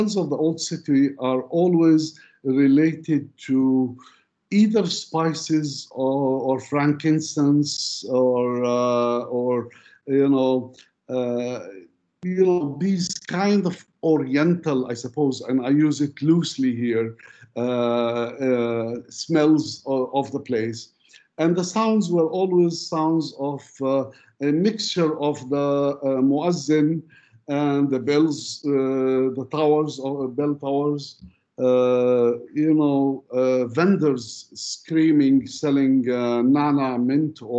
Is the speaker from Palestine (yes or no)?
yes; Ramallah, Palestine; also born or lived in Jerusalem; I was born in Jerusalem, and being the son of a father who had his business, his store in Jerusalem, although from 1960s we moved to Ramallah, but every day after school, I would just go to Jerusalem